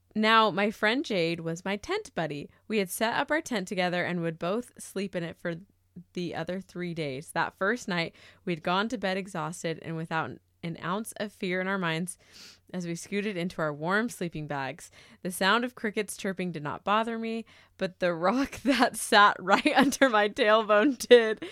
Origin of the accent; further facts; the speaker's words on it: Murrieta, California, United States; moved away; I grew up in Marietta, California. That is Southern California, in between L A and San Diego.